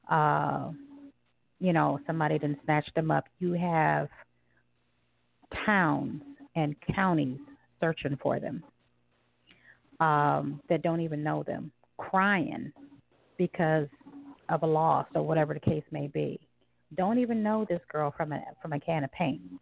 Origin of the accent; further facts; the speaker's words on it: Southern United States, United States; I grew up in the South, where it was uh, predominantly, you know, white Caucasian area